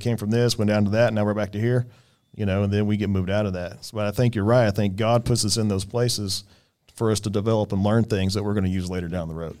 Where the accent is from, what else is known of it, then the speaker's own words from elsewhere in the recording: Bartlesville, Oklahoma, United States; moved away; I'm from Bartlesville